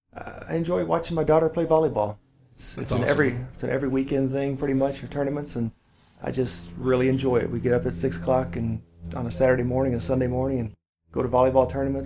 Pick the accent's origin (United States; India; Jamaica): United States; Louisville, Kentucky; I am born, raised in Louisville. I've lived in just about every area. Born in Shively area.